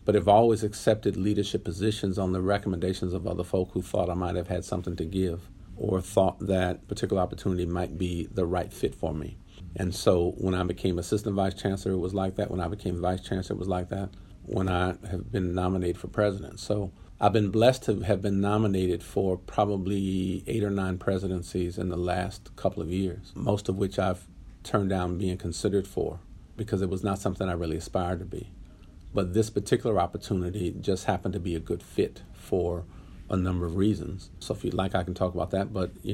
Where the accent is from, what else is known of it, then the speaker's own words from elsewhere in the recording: Los Angeles, California, United States; I grew up in Southern California in Los Angeles. So L.A. is kind of home for me.